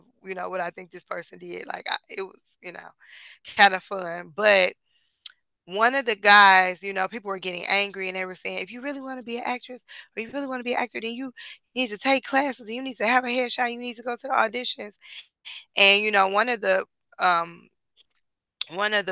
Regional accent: Detroit, Michigan, United States; we're from Detroit

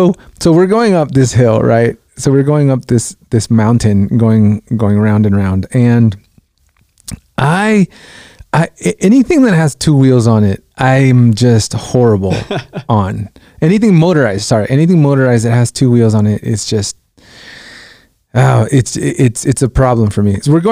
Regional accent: Guatemala; now in United States; I'm Guatemalan. I was born in Guatemala. My brothers are, but they were born here in the States.

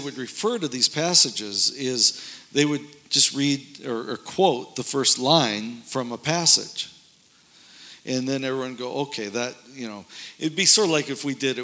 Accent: North Dakota, United States; moved away as an adult; also born or lived in suburbs of Chicago; This is where I grew up in North Dakota, and of course I had to get out of there as soon as I could after. So I moved away

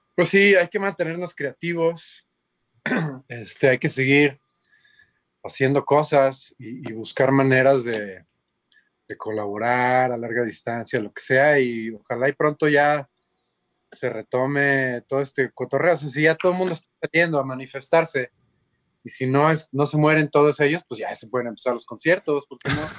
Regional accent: Cancún, Quintana Roo, Mexico; moved away as an adult; also born or lived in Mexico City / Boston / Los Angeles / Monterrey; Yo soy de Cancún bueno, soy del DF, pero crecí en Cancún. Entonces, ah. prácticamente soy de Cancún, pues ahí me eché la primaria, la secu y la prepa

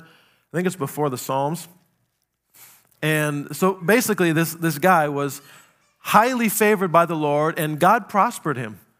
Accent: South Dakota, United States; I grew up in South Dakota

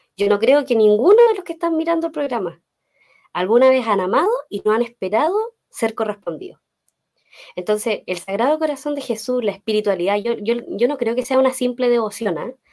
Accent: Los Ángeles, Biobío, Chile; soy de Los Ángeles, ahí está mi familia

